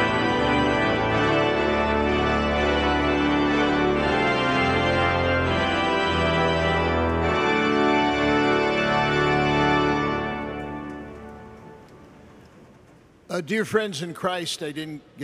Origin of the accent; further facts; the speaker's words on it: St. Louis, Missouri, United States; now in New York, United States; currently on the faculty at St. Louis University High School in my hometown